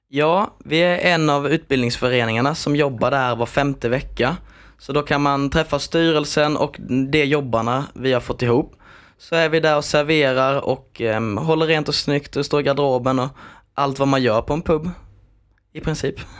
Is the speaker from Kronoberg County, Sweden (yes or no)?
yes; Växjö area, Kronoberg County, Sweden; jag är ju här från Växjötrakterna